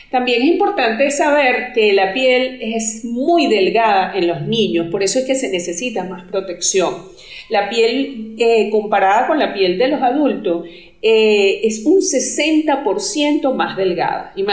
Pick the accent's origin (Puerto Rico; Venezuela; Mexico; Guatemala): Venezuela; now in Colombia; yo soy venezolana. Actualmente vivo en Colombia